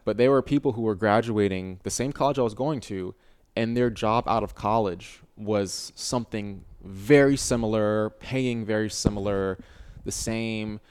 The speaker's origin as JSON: {"language": "English", "region": "Virginia", "country": "United States", "moved": "as an adult", "lives_now": "Austin, United States", "said": "we're both from Virginia"}